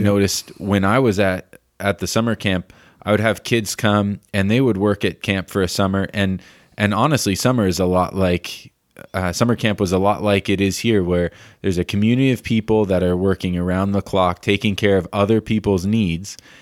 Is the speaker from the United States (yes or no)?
yes; United States; as an American